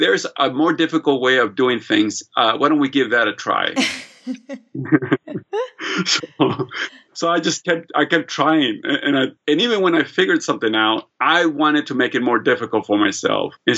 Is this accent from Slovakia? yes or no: no; United States; also born or lived in Long Beach / Los Angeles; I arrived to the United States in 1975 with my mother, sister, brother, and I, and I was 7 years old